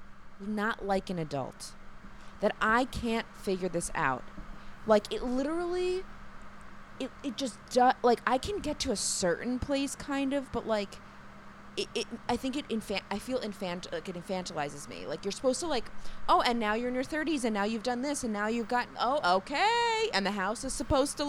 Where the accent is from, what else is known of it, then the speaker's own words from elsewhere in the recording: New York, United States; I'm also from New York, so I live very close to my sister and my parents